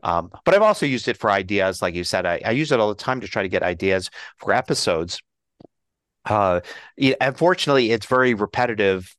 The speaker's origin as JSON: {"language": "English", "town": "Philadelphia", "region": "Pennsylvania", "country": "United States", "moved": "yes", "lives_now": "Colorado, United States", "said": "I'm originally from Philly"}